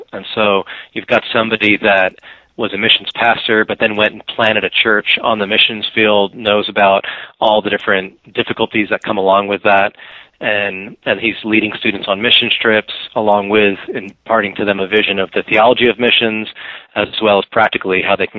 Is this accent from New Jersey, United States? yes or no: yes; New Jersey, United States; Now, I came from New Jersey, so it's twice as beautiful for me.